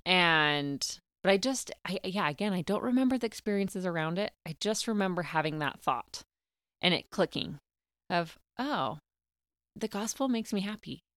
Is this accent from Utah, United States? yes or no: yes; Clinton, Utah, United States; also born or lived in Oregon / Knoxville, Tennessee; I grew up in Clinton, Utah, um, had a great childhood